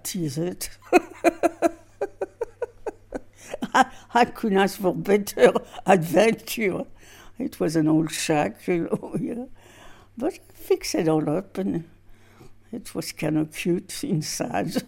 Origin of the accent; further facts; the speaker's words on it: Villejuif, Île-de-France, France; English is a second language; moved away as an adult; now in Montana, United States; I am from France, near Paris, on a suburb